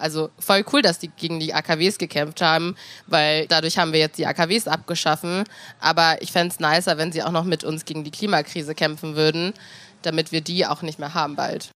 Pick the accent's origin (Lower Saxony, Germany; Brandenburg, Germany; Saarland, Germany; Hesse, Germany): Lower Saxony, Germany; Hanover; wenn ich aus Hannover beantworte